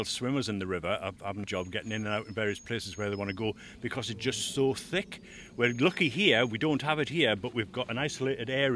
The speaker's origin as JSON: {"language": "English", "country": "United Kingdom", "tie": "born or raised there", "moved": "yes", "said": "As a kid, I grew up on the Tweed"}